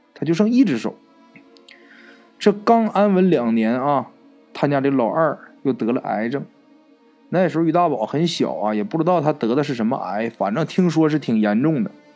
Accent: Northeast China, China; 在我们东北老家

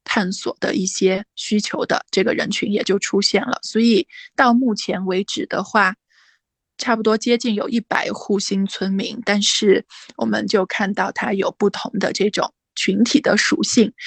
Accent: Weishan, Yunnan, China; moved away as an adult; also born or lived in Kunming; 我的老嗯。家是那个大理微商

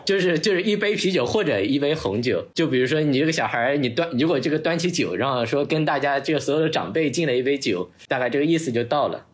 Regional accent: Zhejiang, China; moved away; 我们浙江那边比较特殊的那个一个特点，就是说，就自己家里每家每户都会自己 饮料酒嘛，酿的就是那种黄酒，大概就是用米做的

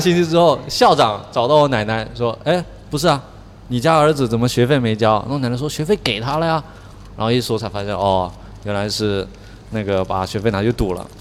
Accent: Guangdong, China; moved away; 在我们潮汕老家结拜兄弟其实是很很重要的一种关系

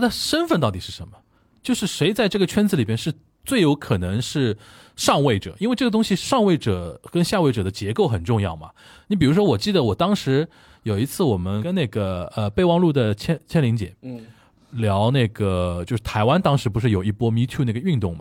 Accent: China; 就是我们中国人大概对于韩国演艺圈有这个印象

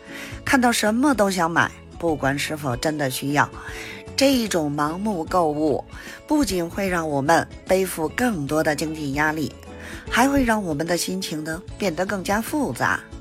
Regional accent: Beijing, China; ，咱们下期节目再见

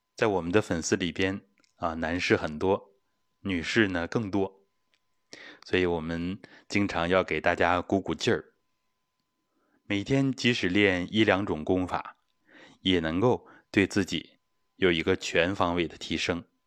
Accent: China; 我们中国人

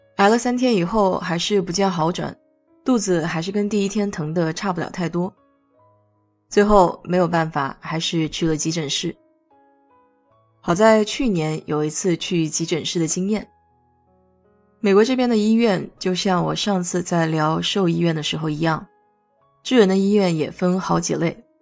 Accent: China; now in United States; 我记得小时候在国内挂水

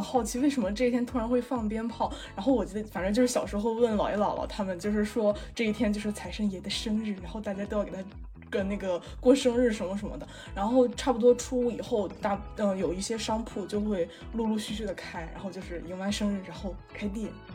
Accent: Dongying, Shandong, China; moved away; 回到了我的家乡山东东营

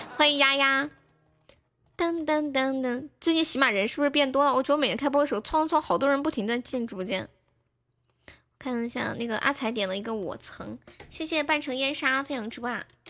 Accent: Sichuan, China; accent: Sichuan; 我是标准的四川人

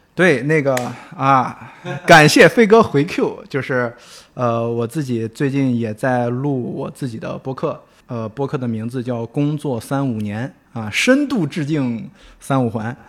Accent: Shandong, China; 作为一个山东人啊

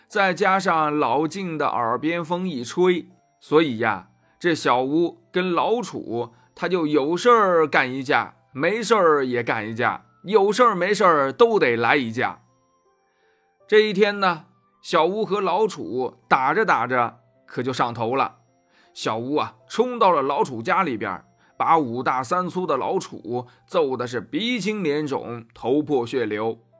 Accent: Shaanxi, China; 大秦这人呀，跟咱们陕西人一样太实在了

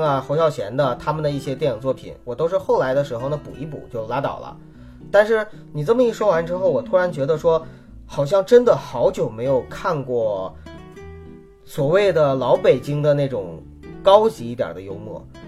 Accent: Northeast China, China; 我也东北人嘛

